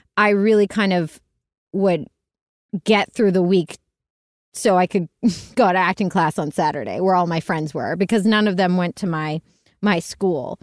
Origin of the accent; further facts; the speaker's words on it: Pittsburgh, Pennsylvania, United States; I was born and raised in Pittsburgh, Pennsylvania